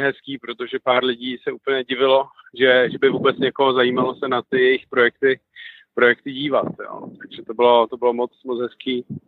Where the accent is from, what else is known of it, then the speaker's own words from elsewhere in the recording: Czechia; my Češi tady jsme tvořiví lidi